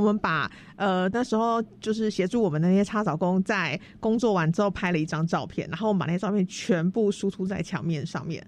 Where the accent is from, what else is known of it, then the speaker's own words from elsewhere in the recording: Tainan, Taiwan; 我是台南人，然后我念文化资产保存的